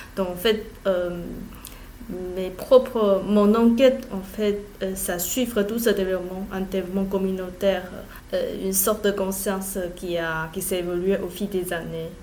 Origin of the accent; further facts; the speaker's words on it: Taiwan; French is a second language; moved away as an adult; now in France; je suis pas née en France, je viens de Taïwan et je me suis arrivée pour, faire une thèse.